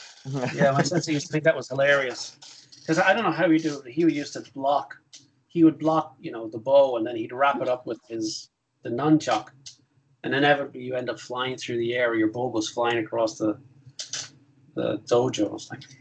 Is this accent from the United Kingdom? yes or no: no; Ireland; as an Irish guy